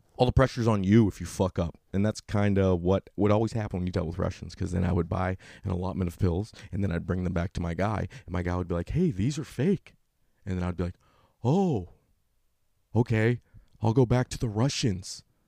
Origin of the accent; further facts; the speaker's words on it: Northern California, United States; now in Los Angeles, United States; I'm from Northern California